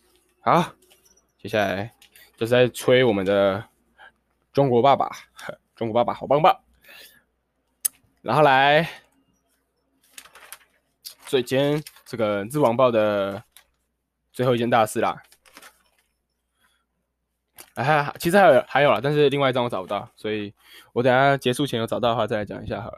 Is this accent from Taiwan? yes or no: yes; Taiwan; 为什么北京要对我们台湾人的政治表达满意或不满意呢？